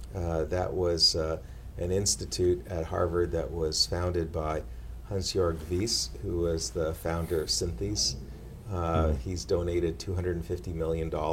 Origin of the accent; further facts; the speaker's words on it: Canada; also born or lived in Atlanta, Georgia; now in Boston, United States; as a Canadian